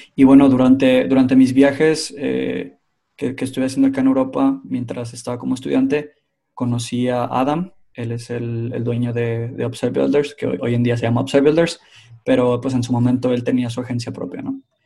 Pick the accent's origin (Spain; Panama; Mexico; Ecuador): Mexico; now in Finland; soy originalmente mexicano, pero en este momento estoy viviendo en Finlandia